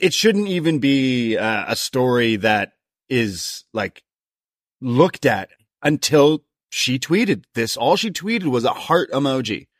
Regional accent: Toronto, Ontario, Canada; I was from Toronto

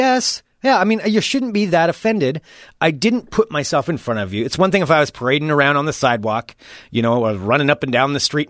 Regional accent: United States; It's my God-given right. I'm an American. I can look out my window if I want to.

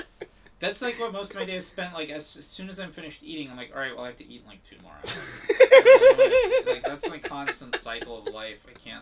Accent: South Florida, United States; moved away; I'm from South Florida originally

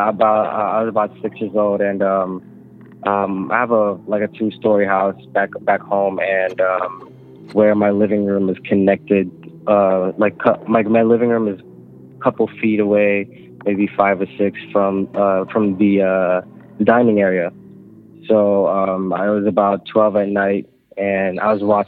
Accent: Philippines; now in Los Angeles, United States; I was born and raised in the Philippines

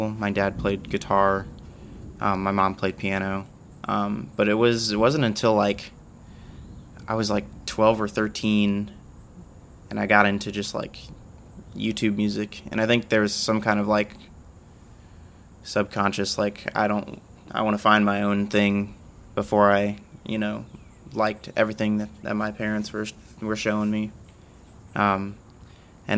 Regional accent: Dothan, Alabama, United States; moved away as an adult; now in Starkville, United States; I'm originally from Dothan, Alabama. I came here for school

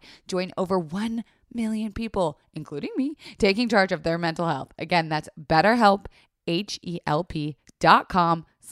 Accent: Florida, United States; I was raised in Florida

